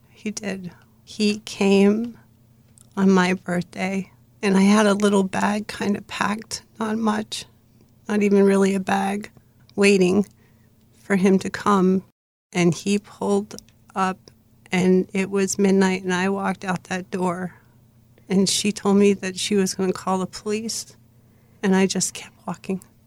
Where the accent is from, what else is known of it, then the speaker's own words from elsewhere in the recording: Bridgeport, Connecticut, United States; I was born in Bridgeport, Connecticut.